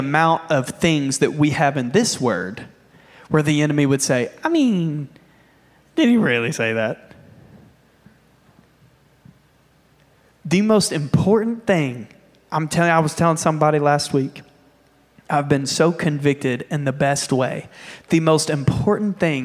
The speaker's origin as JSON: {"language": "English", "country": "United States", "said": "as an American"}